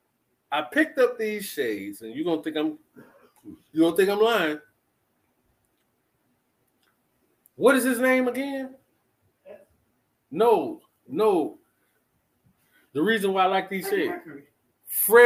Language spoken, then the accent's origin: English; Chicago, Illinois, United States; now in Atlanta, United States; I'm from Chicago.